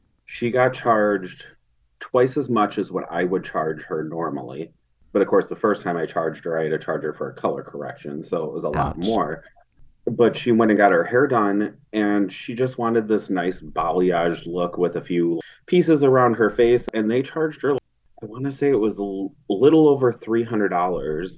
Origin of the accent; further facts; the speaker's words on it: Chicago, Illinois, United States; moved away; I'm from the Chicago area originally